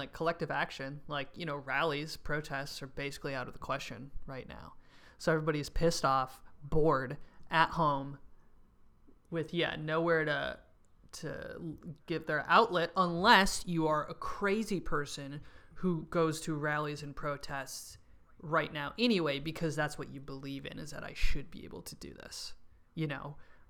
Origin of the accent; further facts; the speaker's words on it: New York City, New York, United States; As a New Yorker, I mean, it's particularly traumatic because it's like the virus did, you know, kind of crush New York City for a while.